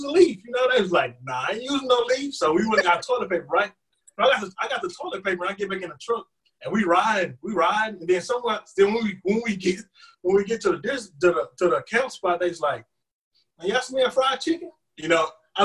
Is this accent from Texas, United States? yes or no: yes; Huntsville, Texas, United States; I'm from Huntsville, Texas